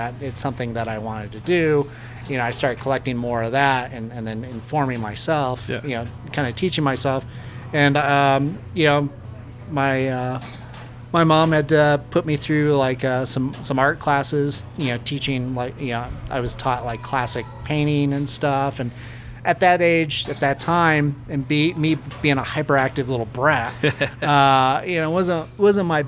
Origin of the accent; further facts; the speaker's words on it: Kersey, Colorado, United States; I grew up in Kersey, Colorado. And so that's a rural town